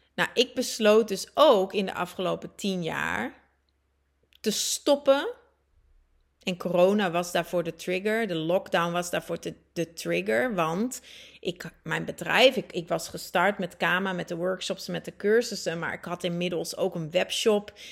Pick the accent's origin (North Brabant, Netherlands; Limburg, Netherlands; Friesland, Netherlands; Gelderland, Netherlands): Friesland, Netherlands; moved away as an adult; also born or lived in Groningen / Leeuwarden / Antwerp, Belgium / Buenos Aires, Argentina; Ik ben geboren getogen in Groningen, groeide op in Friesland, studeerde ook af in Leeuwarden.